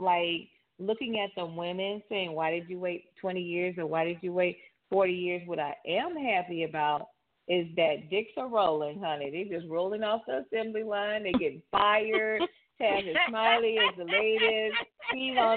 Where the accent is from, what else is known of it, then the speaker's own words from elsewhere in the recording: New Orleans, Louisiana, United States; my hometown, New Orleans